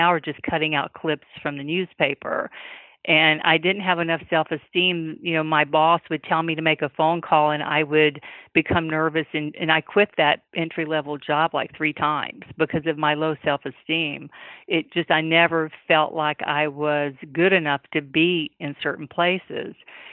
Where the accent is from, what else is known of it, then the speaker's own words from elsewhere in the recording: the South, United States; now in New York, United States; being a Southerner